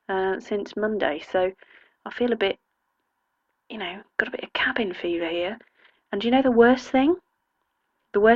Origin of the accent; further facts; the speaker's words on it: England, United Kingdom; as we English would say